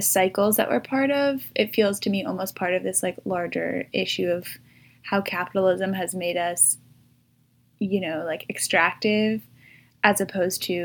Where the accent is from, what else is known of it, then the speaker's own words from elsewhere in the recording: New York City, New York, United States; moved away as an adult; now in Washington, D.C., United States; I'm from New York City